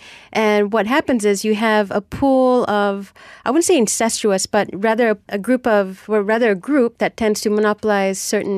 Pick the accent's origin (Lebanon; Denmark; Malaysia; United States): Malaysia; Penang; I'm from Penang